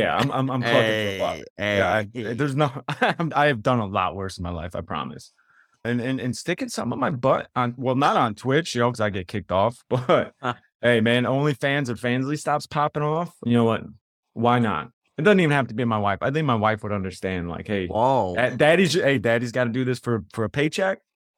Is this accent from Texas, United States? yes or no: no; Chicago, Illinois, United States; Like I said, growing up in the South Side of Chicago